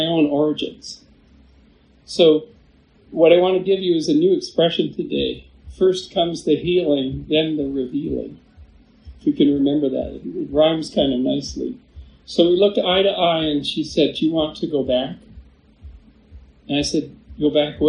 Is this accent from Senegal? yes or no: no; Victoria, British Columbia, Canada; the very room that I was born in Victoria, British Columbia